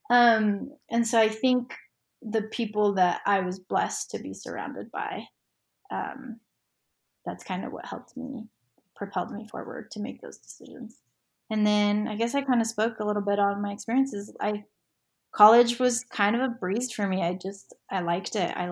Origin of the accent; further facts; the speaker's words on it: Orem, Utah, United States; UVU, which is just down the street from my house where I grew up in Orem.